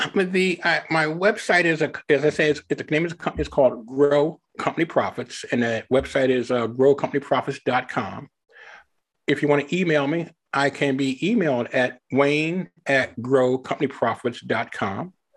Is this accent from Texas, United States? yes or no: no; Philadelphia, Pennsylvania, United States; moved away as an adult; also born or lived in Ohio; now in Evansville, United States; I was originally born and raised in the Philadelphia area